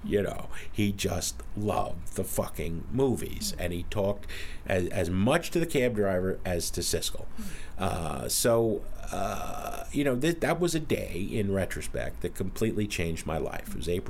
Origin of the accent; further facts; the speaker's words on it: New Jersey, United States; And I'm from Jersey.